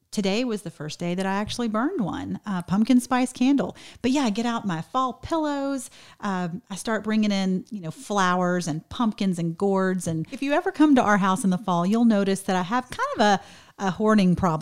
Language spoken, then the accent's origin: English; Georgia, United States; I'm from Georgia